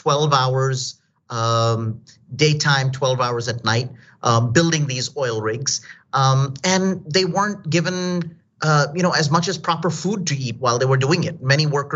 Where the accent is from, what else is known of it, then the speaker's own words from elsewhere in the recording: Delhi, India; now in United States; I'm from India. I came from Delhi to the United States.